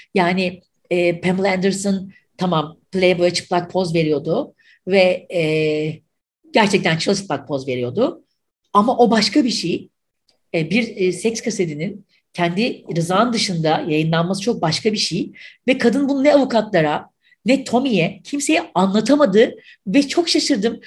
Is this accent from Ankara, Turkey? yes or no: no; Mersin, Turkey; now in Istanbul, Turkey; Mersin'de doğdum, büyüdüm.